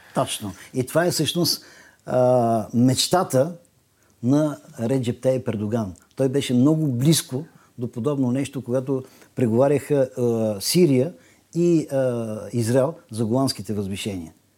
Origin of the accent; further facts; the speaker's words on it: Bulgaria; Ние сме европейци и ние сме българи